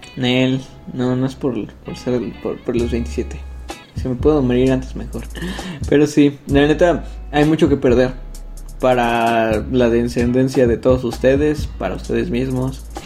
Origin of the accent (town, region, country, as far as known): Mexico